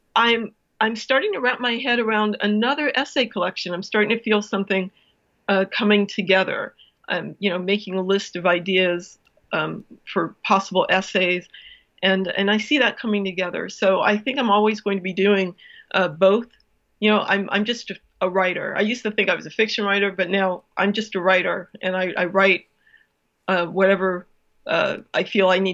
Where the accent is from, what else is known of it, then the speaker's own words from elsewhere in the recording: Cleveland, Ohio, United States; moved away; also born or lived in New York; I grew up in Cleveland, but I followed the Jets for the longest time because I lived in New York for so long